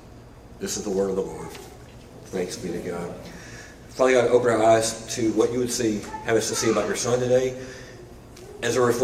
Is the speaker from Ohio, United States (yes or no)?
no; Arkansas, United States; moved away as an adult; also born or lived in Memphis; Larissa and I grew up in Arkansas in some pretty wide open spaces